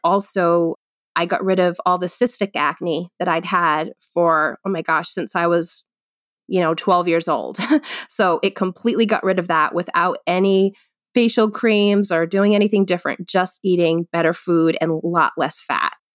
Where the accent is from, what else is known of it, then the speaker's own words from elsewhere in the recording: Rhode Island, United States; moved away as an adult; also born or lived in Worcester, Massachusetts; now in Londonderry, New Hampshire, United States; I actually was born and grew up in Rhode Island